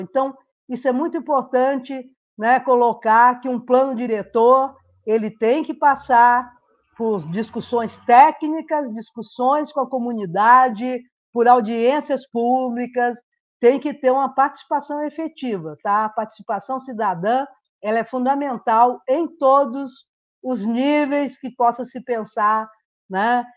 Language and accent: Portuguese; Rio de Janeiro, Brazil; moved away as an adult; now in Uberlândia, Brazil; nasci no Rio de Janeiro, moro em Uberlândia há 30 e poucos anos